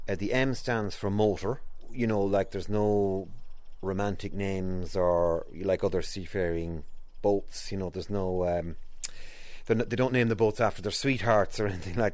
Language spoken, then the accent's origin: English; Edenderry, Leinster, Ireland; I'm from Eton Derry